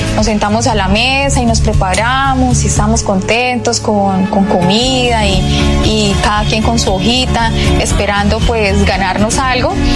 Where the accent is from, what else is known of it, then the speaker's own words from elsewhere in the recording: Curití, Santander, Colombia; vivíamos en, Curití